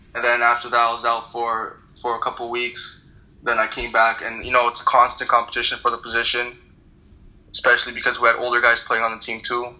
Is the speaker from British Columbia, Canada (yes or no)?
no; Thornhill, Ontario, Canada; born or raised there; also born or lived in Turkmenistan; now in New York City, United States